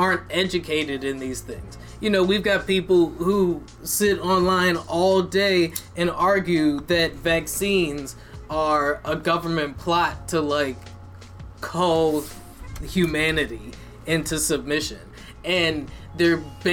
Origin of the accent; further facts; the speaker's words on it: United States; as American citizens